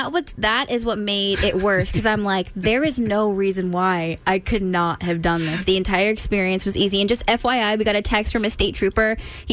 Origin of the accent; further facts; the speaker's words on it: California, United States; We are from California. We had no idea.